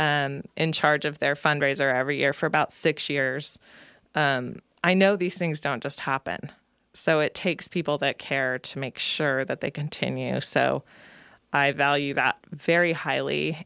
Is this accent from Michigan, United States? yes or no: no; Salinas, California, United States; now in Nevada County, United States; I grew up in Salinas, California, one of three girls